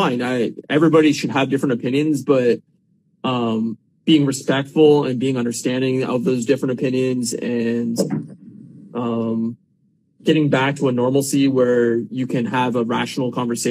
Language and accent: English; Canada; as a Canadian